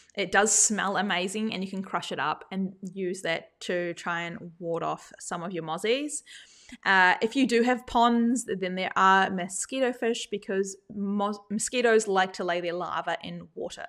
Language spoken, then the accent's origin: English; New Zealand; now in Australia; I didn't grow up in Australia, I grew up in New Zealand